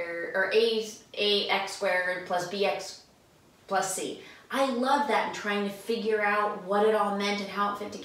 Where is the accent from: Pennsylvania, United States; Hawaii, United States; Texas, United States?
Pennsylvania, United States; now in Iowa, United States; I grew up in Pennsylvania